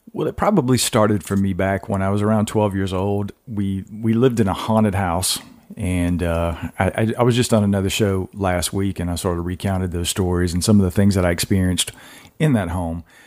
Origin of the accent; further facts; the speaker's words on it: Georgia, United States; now in North Carolina, United States; I'm from Georgia originally